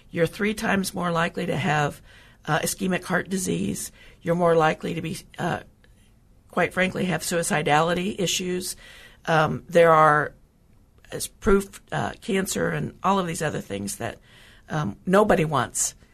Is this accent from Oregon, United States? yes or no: no; Oklahoma, United States; moved away as an adult; I grew up in Oklahoma.